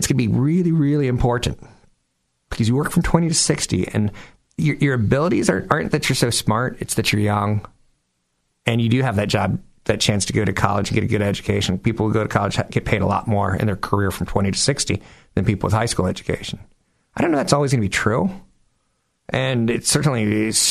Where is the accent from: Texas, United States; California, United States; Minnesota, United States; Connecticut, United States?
California, United States; we're from California